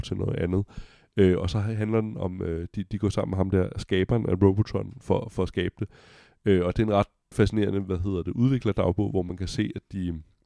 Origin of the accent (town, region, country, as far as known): Denmark